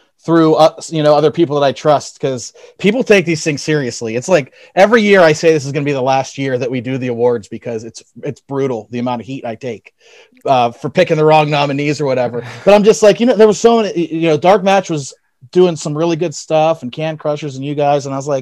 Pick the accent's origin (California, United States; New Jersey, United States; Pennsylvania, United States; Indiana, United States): Pennsylvania, United States; Elizabeth; I grew up in Elizabeth